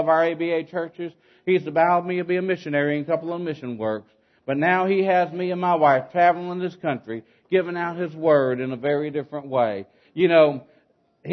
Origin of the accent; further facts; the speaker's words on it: South Louisiana, United States; We're originally from South Louisiana, way down there where the Cajuns are